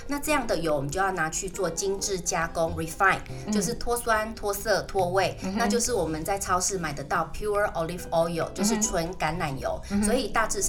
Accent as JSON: {"language": "Chinese", "town": "Chiayi", "country": "Taiwan", "said": "那你如果像我妈妈，因为我是嘉义人。"}